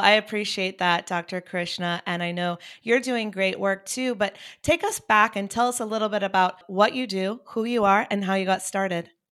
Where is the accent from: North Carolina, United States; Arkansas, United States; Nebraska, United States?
North Carolina, United States; Chapel Hill; I'm thinking about my hometown. Well, I'm from Chapel Hill, North Carolina